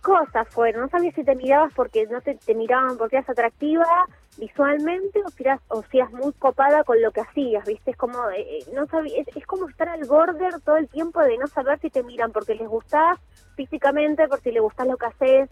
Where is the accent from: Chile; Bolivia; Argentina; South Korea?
Argentina; Mar del Plata, Buenos Aires Province; yo soy de Mar de Plata, Inicié mi carrera hace 14 años, a los 17